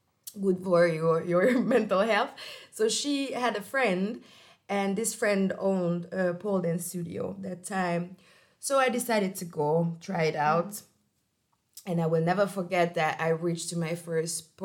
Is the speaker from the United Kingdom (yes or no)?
no; Hungary; moved away as an adult; also born or lived in Portugal; now in Austria; I'm coming from Hungary